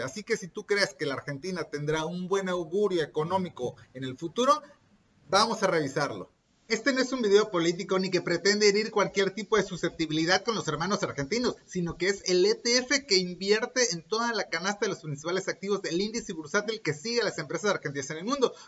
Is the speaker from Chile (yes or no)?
no; Mexico; soy mexicano y estoy grabando este episodio directamente desde México